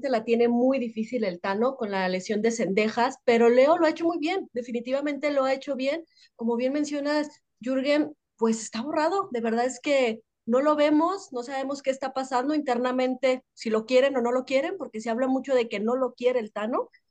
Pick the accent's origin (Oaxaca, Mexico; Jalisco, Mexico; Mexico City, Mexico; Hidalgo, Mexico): Jalisco, Mexico; Guadalajara; yo soy tapatía y sí, aunque no lo crean, soy una tapatía americanista